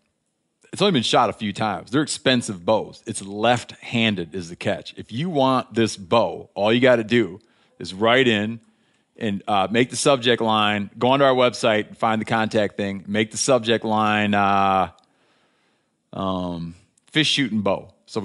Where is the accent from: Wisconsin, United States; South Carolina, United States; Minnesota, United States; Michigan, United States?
Michigan, United States; It identifies you as being from my home state of Michigan.